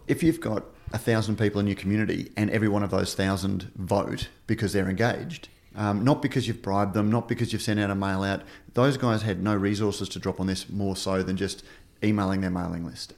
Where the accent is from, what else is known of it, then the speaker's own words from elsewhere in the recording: Queensland, Australia; I'm from Queensland, Queensland